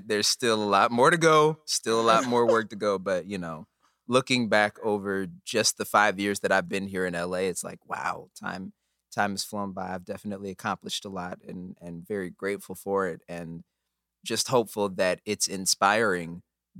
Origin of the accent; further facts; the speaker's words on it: Omaha, Nebraska, United States; born and raised in Omaha, Nebraska